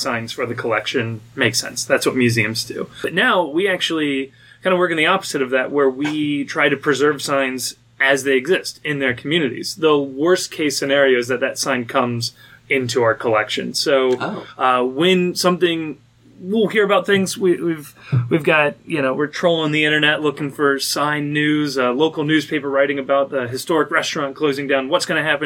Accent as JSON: {"language": "English", "town": "Anderson Township", "region": "Ohio", "country": "United States", "said": "I'm also from Anderson Township"}